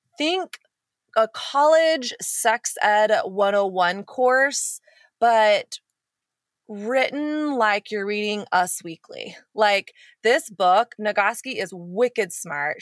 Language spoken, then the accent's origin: English; United States; growing up in America